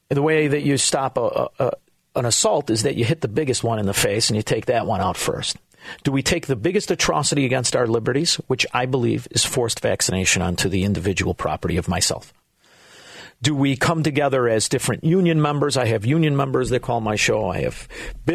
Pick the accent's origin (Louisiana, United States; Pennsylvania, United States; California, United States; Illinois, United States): Illinois, United States; Chicago; also born or lived in Melrose Park, Illinois / Florida; I'm a Chicagoan and I'm from Illinois